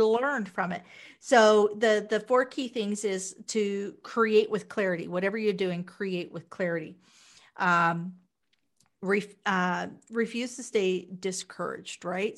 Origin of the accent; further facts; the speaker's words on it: Wichita, Kansas, United States; moved away as an adult; also born or lived in Las Vegas, Nevada; now in Canada; I'm originally from Wichita, Kansas.